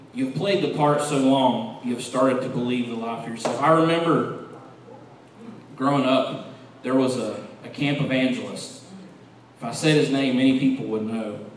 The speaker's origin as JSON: {"language": "English", "region": "West Virginia", "country": "United States", "tie": "born or raised there", "said": "growing up in West Virginia"}